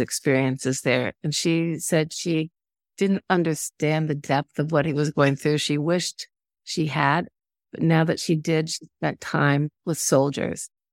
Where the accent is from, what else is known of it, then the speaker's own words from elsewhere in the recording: Indiana, United States; moved away as an adult; now in Washington, United States; my hometown in Indiana